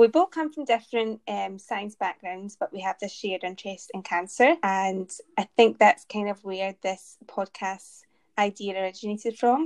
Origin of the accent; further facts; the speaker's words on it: Glasgow, Scotland, United Kingdom; Born in Glasgow, Stayed in Glasgow. Now doing my PhD in Glasgow